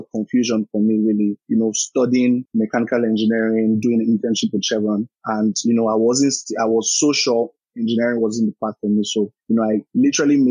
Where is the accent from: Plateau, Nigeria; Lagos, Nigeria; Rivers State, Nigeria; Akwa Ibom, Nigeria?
Lagos, Nigeria; I was born and raised in Lagos, lived there virtually all of my life